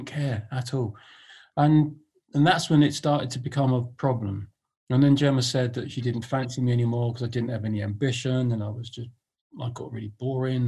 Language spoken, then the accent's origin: English; London, United Kingdom; I was born in Hammersmith